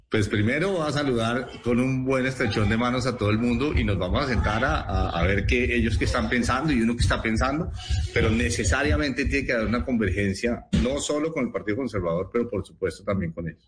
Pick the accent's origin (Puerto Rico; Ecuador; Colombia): Colombia; Llanos Orientales; moved away; Yo pasé mi infancia en sitios en los llanos orientales y, y conozco bien eso